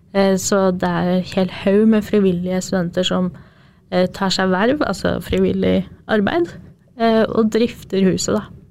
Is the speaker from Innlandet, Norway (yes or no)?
yes; Jevnaker, Innlandet, Norway; moved away as an adult; now in Trondheim, Norway; er opprinnelig fra Jevnaker, et lite sted på Østlandet